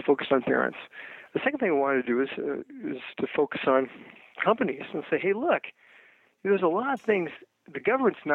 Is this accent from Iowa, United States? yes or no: yes; Iowa, United States; moved away; I grew up in Iowa